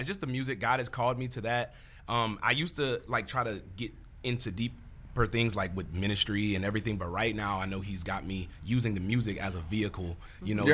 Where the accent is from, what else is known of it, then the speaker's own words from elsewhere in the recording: Baton Rouge, Louisiana, United States; I'm from Baton Rouge, Louisiana